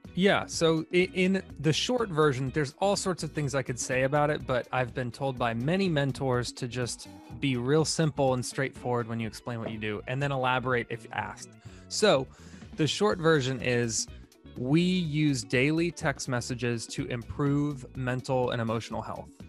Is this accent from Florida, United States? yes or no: yes; Tampa, Florida, United States; I grew up in Tampa, Florida